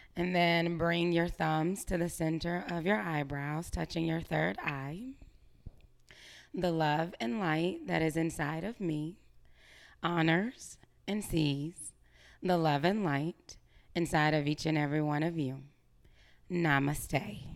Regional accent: Greenville, United States; moved away as an adult; also born or lived in Atlanta

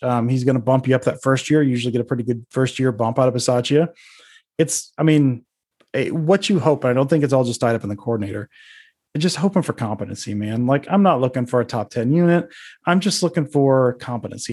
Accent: Detroit, Michigan, United States; moved away; I'm from the Detroit area initially. My family's from Michigan

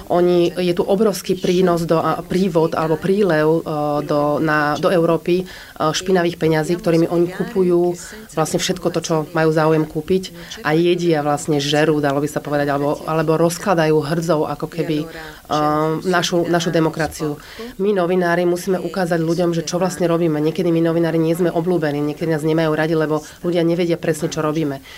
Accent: Palermo, Sicily, Italy; Slovak is a second language; ja som z Palermate, čiže zo Sicílie a v 70 80 rokoch skutočne bolo tak strašne veľa vražd.

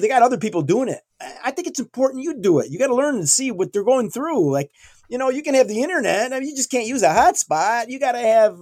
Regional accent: New York, United States; I'm from New York State

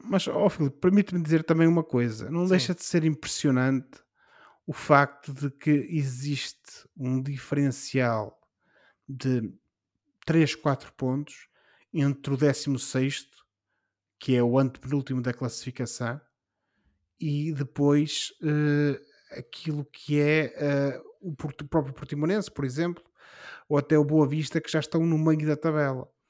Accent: Portugal

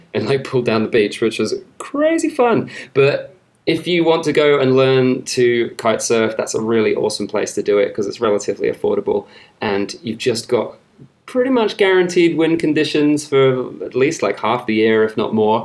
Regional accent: Somerset, South West England, United Kingdom; accent: Somerset; moved away; it's actually called Somerset. That's where I come from. That's what everyone around there sounds like

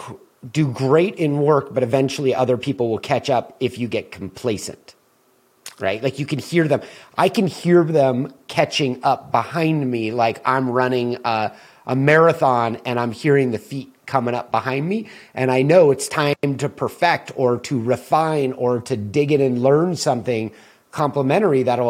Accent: Southern California, United States; growing up in Southern California as a Laker fan

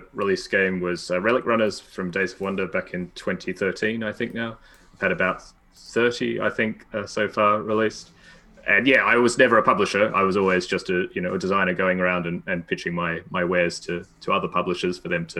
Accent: Australia; moved away as an adult; also born or lived in Cambridge, United Kingdom; I'm Australian and I lived in Australia

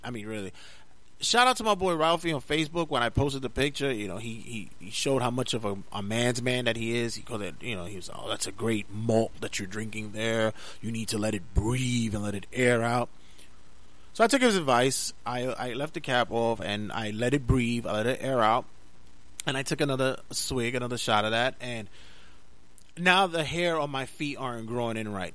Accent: New York City, New York, United States; Growing up in Brooklyn, New York, and and having to be in, in such a rough and tumble neighborhood

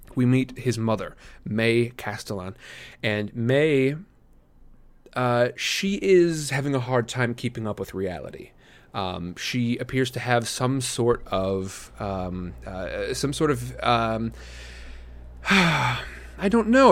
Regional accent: Midwest, United States; I grew up in the Midwest.

